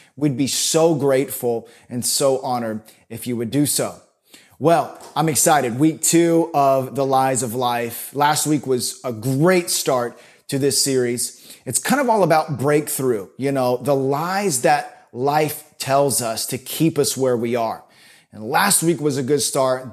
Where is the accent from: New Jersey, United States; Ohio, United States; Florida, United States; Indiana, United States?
Florida, United States; So I grew up in Florida